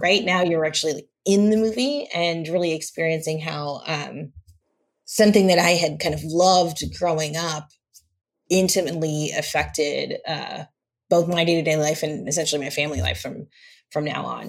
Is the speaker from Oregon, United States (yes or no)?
no; Los Angeles, California, United States; also born or lived in Santa Monica; I grew up in Los Angeles, uh, in an area called View Park